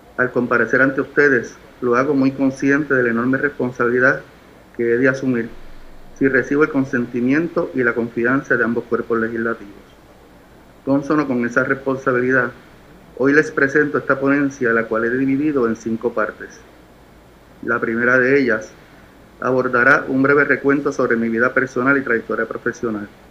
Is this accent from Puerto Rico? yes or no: yes; San Juan, Puerto Rico; Nací en San Juan, Puerto Rico, el 9 de abril, de abril de 1965